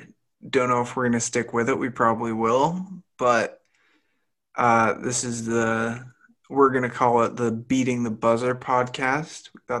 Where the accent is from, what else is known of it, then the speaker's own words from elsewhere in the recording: Boston, Massachusetts, United States; Yeah, I'm from Boston, so I'm a big all Boston guy.